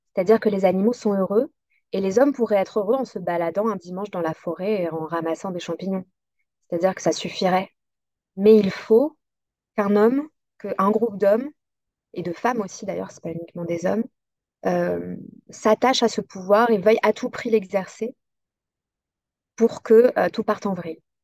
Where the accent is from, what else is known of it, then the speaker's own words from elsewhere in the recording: south-east France, France; là où j'ai grandi, donc près de cette forêt dans le sud-est